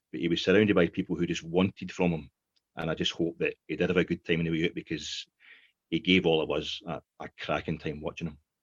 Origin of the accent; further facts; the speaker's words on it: Ayrshire, Scotland, United Kingdom; we're from Ayrshire